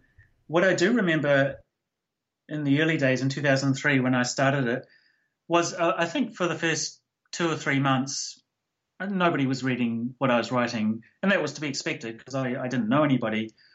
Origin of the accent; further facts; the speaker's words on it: New Zealand; And the fact that I was from New Zealand, there was this nobody from New Zealand writing stuff about technology